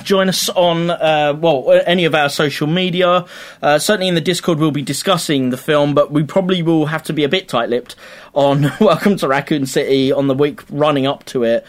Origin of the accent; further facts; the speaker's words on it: United Kingdom; we're British. Proper British.